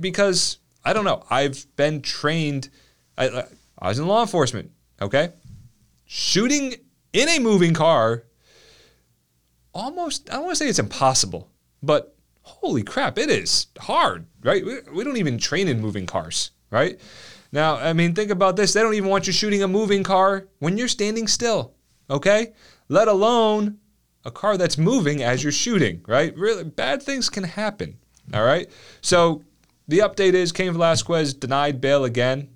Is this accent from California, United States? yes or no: no; New Jersey, United States; moved away; I grew up in New Jersey, so I suppose I can say that. Um, I would, I have no ambition to go back there. Let's put it like that. But it was South Jersey